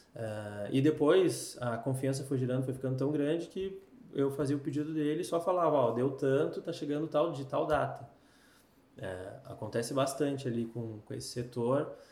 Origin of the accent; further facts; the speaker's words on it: Canoas, Rio Grande do Sul, Brazil; moved away as an adult; now in Recife, Brazil; sou gaúcho, 31 anos, morador de hum. Canoas, Canoas na veia, sabe? Canoense